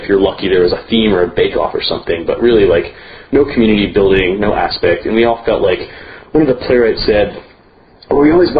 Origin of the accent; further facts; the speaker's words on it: Baltimore, Maryland, United States; also born or lived in El Paso, Texas; So I was born here in Texas, actually in El Paso. My parents were in the military, and they are from Italy. And I grew up outside of Baltimore, Maryland, and attended school at the University of Maryland